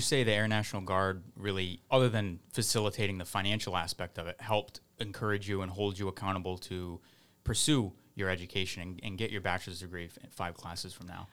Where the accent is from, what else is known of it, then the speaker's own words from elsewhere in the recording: Fall River, Massachusetts, United States; moved away; I'm from Fall River. I was born in Fall River and moved back there